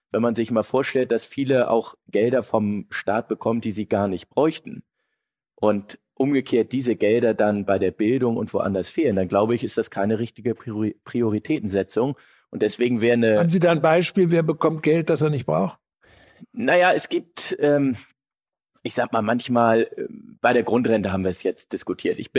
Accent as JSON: {"language": "German", "region": "Hamburg", "country": "Germany", "said": "als Hamburger will ich mich da jetzt äh"}